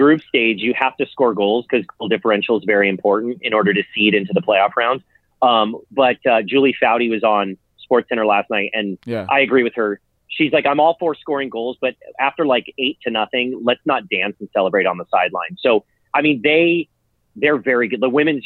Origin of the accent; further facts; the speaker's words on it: Los Angeles, California, United States; I grew up in San Pedro, California